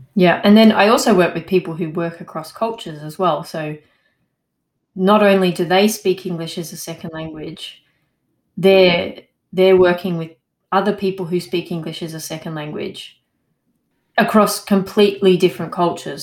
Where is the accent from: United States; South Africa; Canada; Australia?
Australia; now in Montpellier, France; I'm an Australian